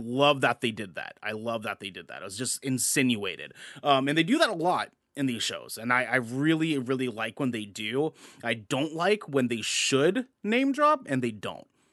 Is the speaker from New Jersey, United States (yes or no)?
no; Portland, Oregon, United States; we're from Portland. We, we live here in Portland